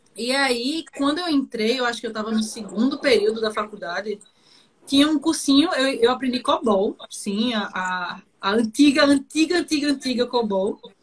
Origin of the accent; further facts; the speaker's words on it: Olinda, Pernambuco, Brazil; eu sou de Olinda, Pernambuco, cidade vizinha Recife